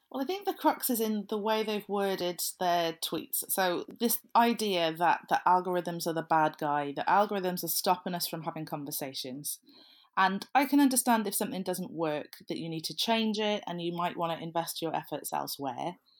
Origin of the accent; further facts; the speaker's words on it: South Wales, United Kingdom; I'm from South Wales, so I can't think of the word lush without thinking of positive things